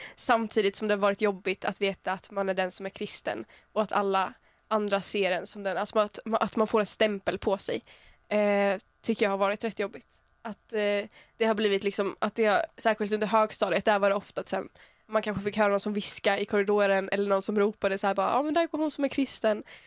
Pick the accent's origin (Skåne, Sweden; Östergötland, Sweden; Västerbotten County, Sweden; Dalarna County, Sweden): Skåne, Sweden; Örkelljunga; moved away; jag kommer från början från Örkelljunga i Skåne